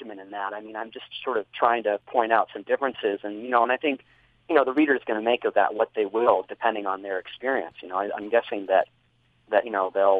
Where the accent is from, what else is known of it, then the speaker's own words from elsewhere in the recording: Salt Lake City, Utah, United States; also born or lived in Caribou, Maine; as a child growing up in Maine. And then, of course, when we moved to Utah